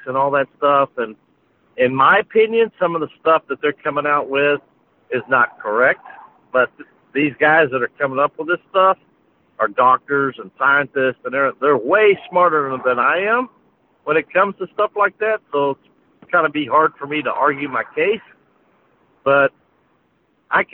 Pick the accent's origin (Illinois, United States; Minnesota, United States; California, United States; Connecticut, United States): Illinois, United States; moved away as an adult; I'm living back where I grew up in Illinois